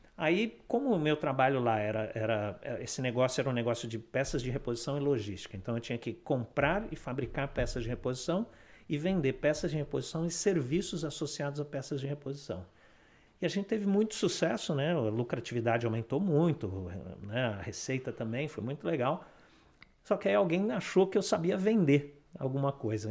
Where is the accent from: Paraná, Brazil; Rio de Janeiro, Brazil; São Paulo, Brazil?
São Paulo, Brazil; Sorocaba; moved away as an adult; now in Canada; quando eu era pequeno, eu morava em Sorocaba, né, no interior de São Paulo